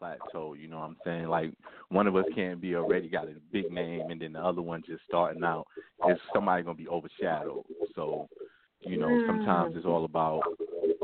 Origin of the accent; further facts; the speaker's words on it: New York City, New York, United States; now in South Carolina, United States; I'm originally from Brooklyn, but I live in South Carolina right now